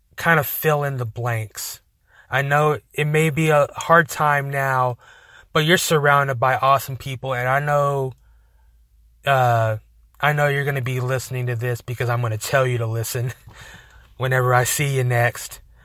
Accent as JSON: {"language": "English", "town": "Amarillo", "region": "Texas", "country": "United States", "tie": "born or raised there", "said": "we're from Amarillo"}